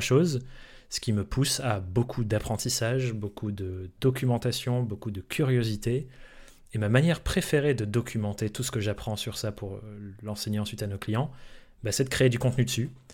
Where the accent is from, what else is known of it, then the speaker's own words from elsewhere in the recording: France; also born or lived in England; je suis anglais euh, de naissance, mais j'ai grandi en France